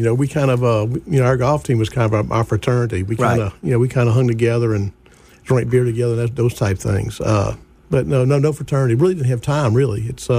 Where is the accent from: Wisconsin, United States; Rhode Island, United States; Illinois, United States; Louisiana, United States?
Louisiana, United States; Baton Rouge; now in Jackson, United States; My mom and dad moved to Baton Rouge from New Orleans probably about 1952, and I was born in 56, so I was born in Baton Rouge, but my older two siblings were born in New Orleans and later moved.